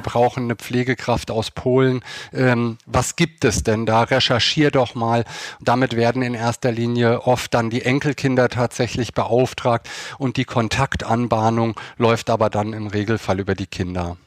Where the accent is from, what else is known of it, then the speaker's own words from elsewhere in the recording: Hersfeld-Rotenburg district, Hesse, Germany; also born or lived in Eschwege; now in Hamburg, Germany; geboren bin ich in Eschwege und aufgewachsen in einem sehr, sehr kleinen Dorf im Kreis Hersfeld-Rotenburg